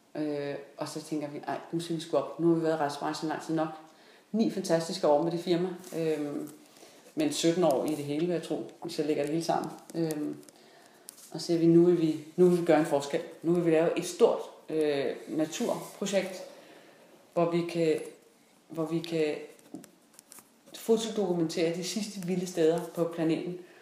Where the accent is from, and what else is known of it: Denmark